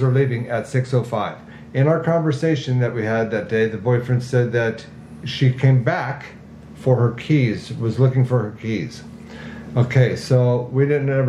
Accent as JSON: {"language": "English", "town": "Agoura Hills", "region": "California", "country": "United States", "tie": "born or raised there", "said": "I grew up in Agoura from '69 to '86"}